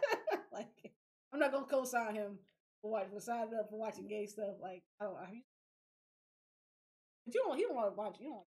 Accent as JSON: {"language": "English", "country": "United States"}